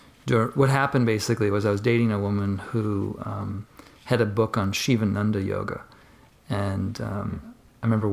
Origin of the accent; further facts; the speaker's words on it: Marshfield, Massachusetts, United States; I am originally from, not Boston proper, but I grew up south of Boston in a small little suburb called Marshfield